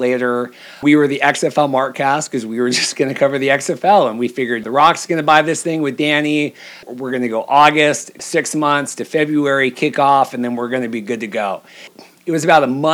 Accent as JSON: {"language": "English", "town": "Seattle", "region": "Washington", "country": "United States", "said": "I'm from Seattle"}